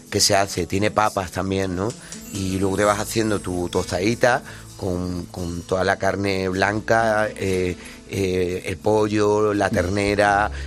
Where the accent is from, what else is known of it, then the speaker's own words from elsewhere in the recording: Ribeira, Galicia, Spain; Yo soy de Rivera. Yo soy de Riverita y tengo varios amigos.